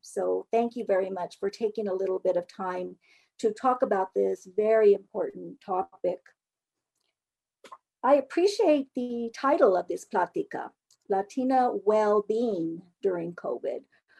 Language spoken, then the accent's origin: English; Española Valley, New Mexico, United States; I am a Norteña from the Española Valley.